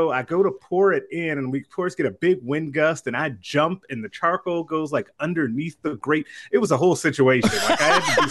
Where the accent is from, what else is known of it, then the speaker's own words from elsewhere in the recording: Chicago, Illinois, United States; moved away as an adult; now in Lincoln, United States; I'm originally from Chicago.